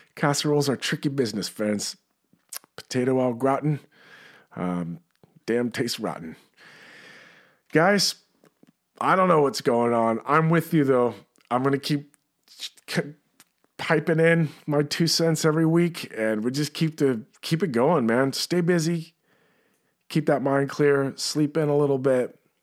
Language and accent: English; New York, United States; As a, as a New Yorker